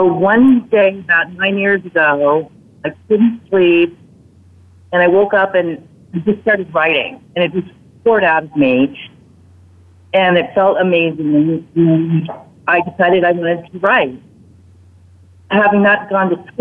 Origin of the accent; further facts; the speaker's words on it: Monterey, California, United States; now in South Florida, United States; I'm heading back to California, my hometown of Monterey